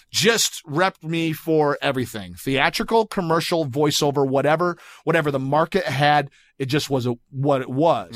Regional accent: Grand Rapids, Michigan, United States; now in Los Angeles, United States; from Grand Rapids, Michigan originally

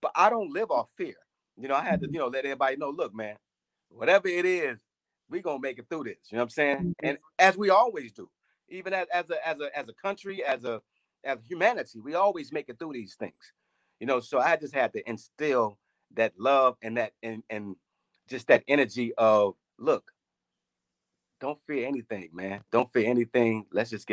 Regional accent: Chicago, Illinois, United States; growing up in Chicago, I mean, it's a beautiful city.

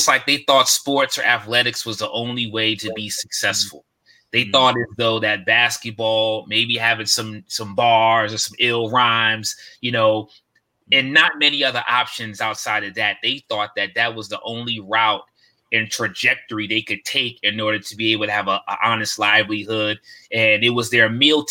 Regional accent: outside Baltimore, Maryland, United States; I hail from Maryland, right outside of Baltimore City, in a suburb of the city

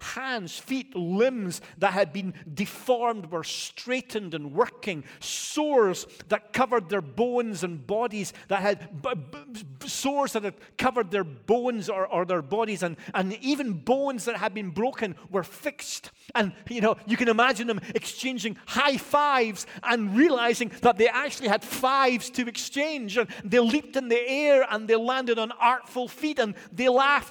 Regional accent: Scotland, United Kingdom; now in United States; as a Scottish guy

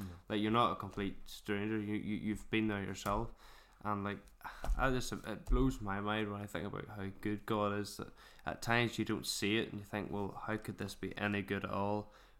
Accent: Mourne, Northern Ireland, United Kingdom; I probably am a bit biased because I'm from Mourne. Just to me, it's like there's no place like it.

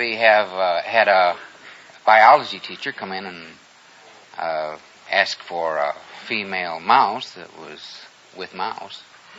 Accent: Grand Rapids, Michigan, United States; moved away as an adult; I'm from Grand Rapids, Michigan.

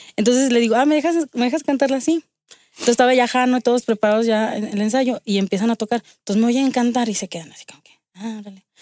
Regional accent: Aguascalientes, Mexico; yo nací aquí en Aguascalientes.

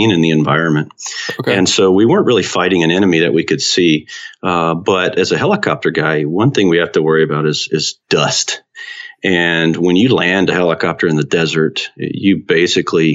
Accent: Central North Carolina, United States; I grew up in Central North Carolina

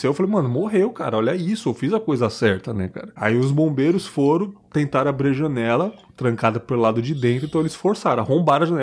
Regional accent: Pernambuco, Brazil; moved away; also born or lived in Santa Catarina; Meu conterrâneo, sou do Pernambuco também. É, então a gente morava em São Paulo na época

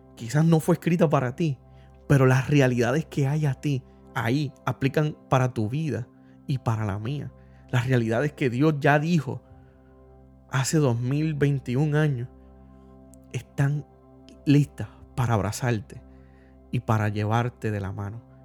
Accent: Puerto Rico; todos como puertorriqueños experimentamos algún trastorno

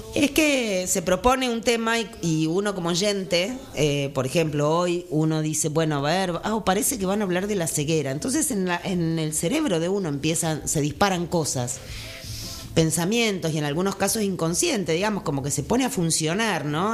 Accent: Buenos Aires, Argentina; moved away as an adult; now in Jujuy, Argentina; yo nací en Buenos Aires, pero hace 20 años que vivo en Jujuy

